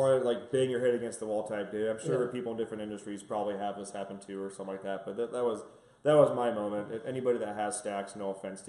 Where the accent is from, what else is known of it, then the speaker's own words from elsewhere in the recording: California, United States; moved away; I'm originally from California